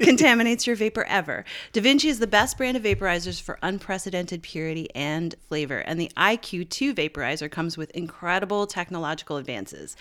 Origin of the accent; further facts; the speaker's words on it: St. John's, Newfoundland and Labrador, Canada; this part of my hometown, Saint John's, up on the Battery that overlooks Saint John's Harbor